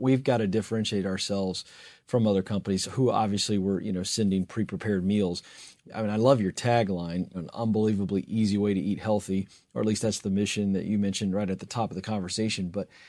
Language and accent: English; the South, United States; I think that would just be hysterical because I'm from the South.